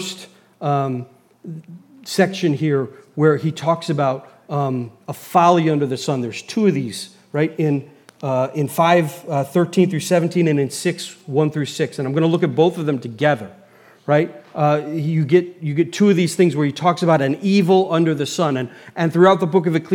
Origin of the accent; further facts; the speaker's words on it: United States; as an American